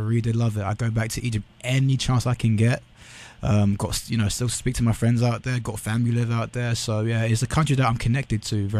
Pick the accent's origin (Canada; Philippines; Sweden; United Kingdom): United Kingdom; accent: British; Like, for example, in English, where I've got my British accent, you've got your American accent.